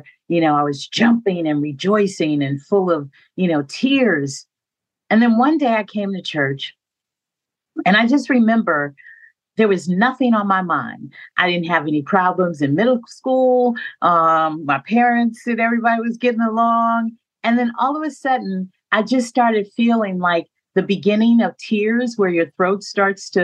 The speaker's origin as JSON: {"language": "English", "town": "San Francisco", "region": "California", "country": "United States", "tie": "born or raised there", "said": "When I was growing up in San Francisco, I went to a church called Third Baptist."}